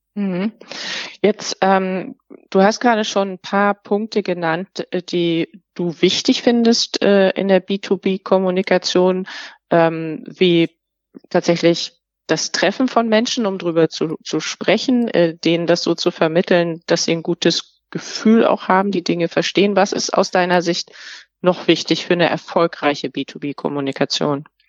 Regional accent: Germany; wir als Deutsche

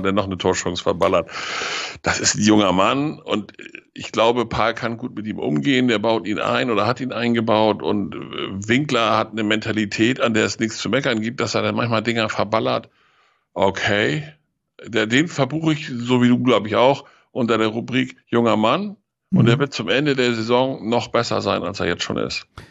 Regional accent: Lower Saxony, Germany; als Niedersachse

